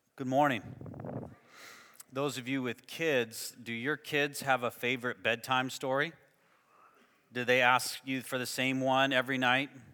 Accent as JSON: {"language": "English", "country": "United States", "tie": "born or raised there", "said": "I grew up in the United States"}